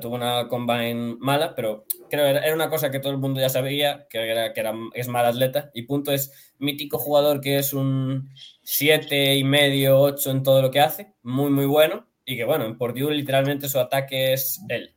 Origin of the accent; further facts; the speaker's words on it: Galicia, Spain; soy gallego